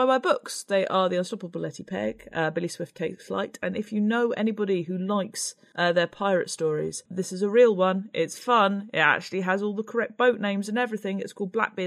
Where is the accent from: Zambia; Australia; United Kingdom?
Australia; moved away; I grew up in Australia